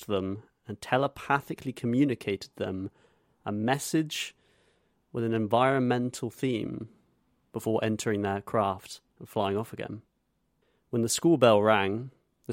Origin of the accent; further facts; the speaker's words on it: Zimbabwe; moved away; my home country of Zimbabwe